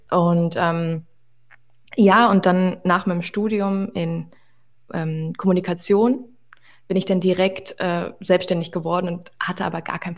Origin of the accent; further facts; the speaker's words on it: Hanover, Lower Saxony, Germany; also born or lived in Moscow, Russia; now in Berlin, Germany; ich bin mit neun Monaten